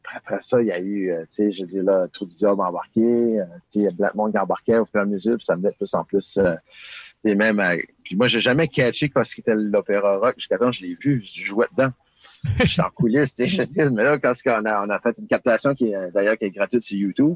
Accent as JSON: {"language": "French", "region": "Acadia", "country": "Canada", "said": "chez nous en Acadie."}